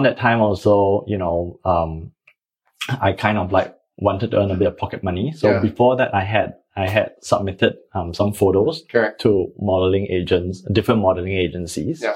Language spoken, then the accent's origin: English; Singapore; being a Singaporean, we are all very practical